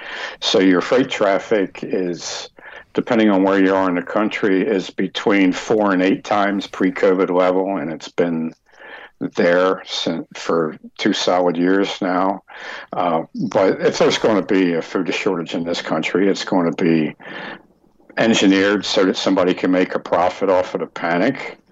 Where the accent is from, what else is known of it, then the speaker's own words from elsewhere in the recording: Utah, United States; when I was born in Utah